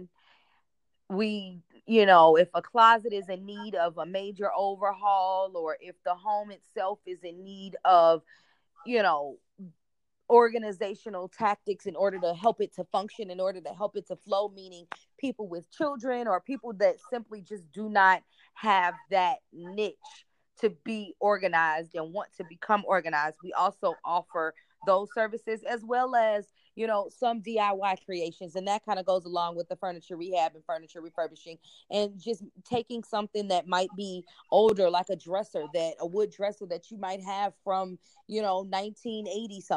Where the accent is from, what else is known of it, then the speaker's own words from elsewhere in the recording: Chicago, Illinois, United States; I'm from the Chicagoland area